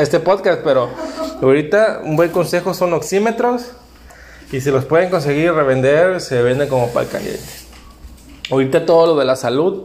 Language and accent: Spanish; Veracruz, Mexico; moved away as an adult; now in Cancún, Mexico; trabajé en hotelería desde que llegué a Cancún, yo soy de Veracruz